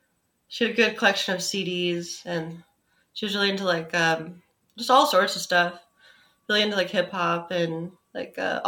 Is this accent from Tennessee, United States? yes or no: no; Philadelphia, Pennsylvania, United States; I grew up in Chestnut Hill, which is in Philadelphia.